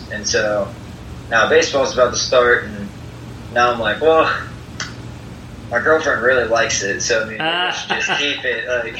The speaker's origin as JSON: {"language": "English", "town": "Rockford", "region": "Illinois", "country": "United States", "tie": "born there", "also_born_or_lived": "Maysville, Kentucky / Valparaiso, Indiana / Florence, Kentucky", "said": "so I was born in Rockford, and then I moved to Maysville, Kentucky, which is eastern-ish. And from there, I moved to Valparaiso, Indiana."}